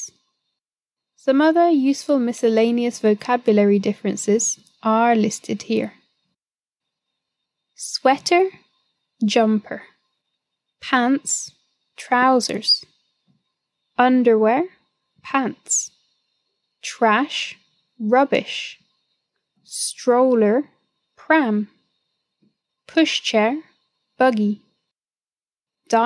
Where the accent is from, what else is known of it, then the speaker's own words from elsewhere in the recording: United Kingdom; In the UK, we eat biscuits with our tea